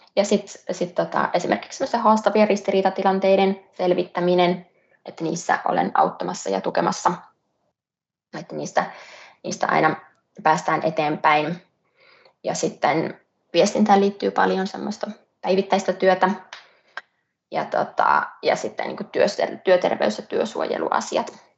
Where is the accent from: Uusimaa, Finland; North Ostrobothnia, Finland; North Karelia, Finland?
North Ostrobothnia, Finland; Pohjois-Pohjanmaalle, Pohjois-Suomeen, mistä itse olen kotoisin